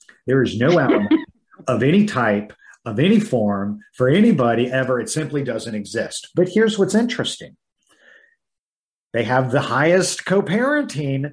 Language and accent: English; Midwest, United States; I was raised in the Midwest.